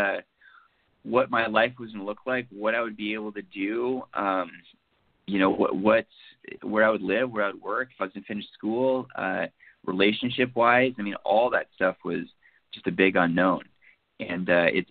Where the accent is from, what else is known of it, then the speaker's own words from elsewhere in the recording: Seattle, Washington, United States; I'm from the Seattle area. I grew up in this, born and raised